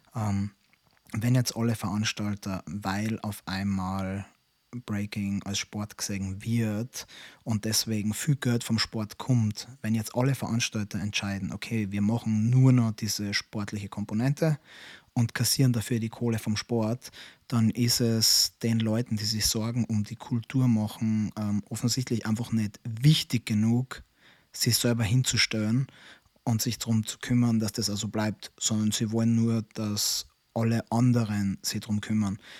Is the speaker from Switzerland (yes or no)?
no; Austria; bei uns in Österreich